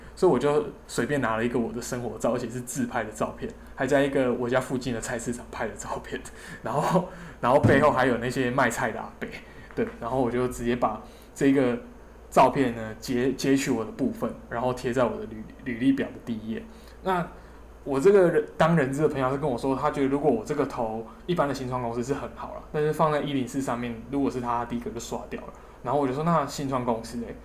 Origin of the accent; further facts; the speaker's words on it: southern Taiwan, Taiwan; 我是南部人，然后我也想留在南部工作